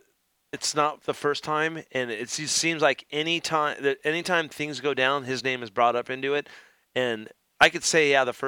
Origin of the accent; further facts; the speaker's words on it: United States; I'm an American, and I do American motocross.